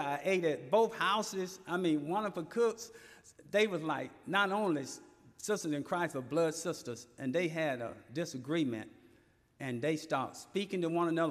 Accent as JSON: {"language": "English", "town": "Elberton", "region": "Georgia", "country": "United States", "tie": "born or raised there"}